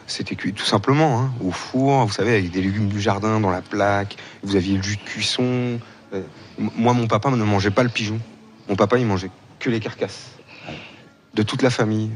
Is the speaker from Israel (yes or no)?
no; Vendée bocage, Pays de la Loire, France; je suis de Vendée, il y a la côte vendéenne, mhm. mais moi je suis du bocage vendéen